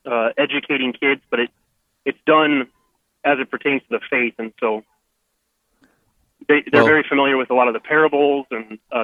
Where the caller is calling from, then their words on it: Mott, North Dakota, United States; Yeah, well, I'm from Mott, not Dickinson, but yes.